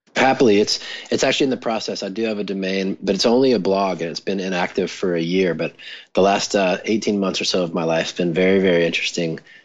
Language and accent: English; Mississippi, United States; growing up in Mississippi and with a chronic illness